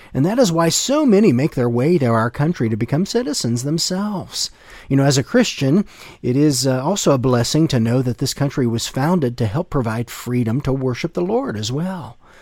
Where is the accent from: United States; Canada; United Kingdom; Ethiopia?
United States; growing up in the United States, I have a vivid memory of celebrating our nation's independence